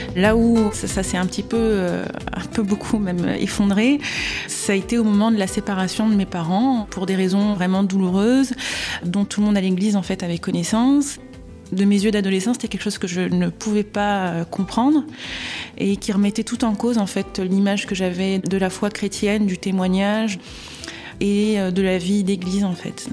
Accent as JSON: {"language": "French", "country": "Réunion", "tie": "born or raised there", "also_born_or_lived": "Marseille / Valenciennes / French Guiana", "moved": "yes", "said": "je suis née à Marseille. Euh, j'ai grandi un peu à Valenciennes, un peu en Guyane et essentiellement à La Réunion"}